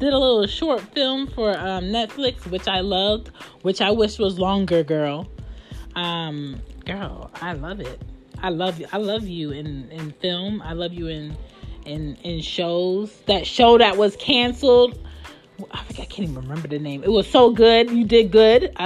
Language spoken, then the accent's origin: English; Philadelphia, Pennsylvania, United States; I'm from the West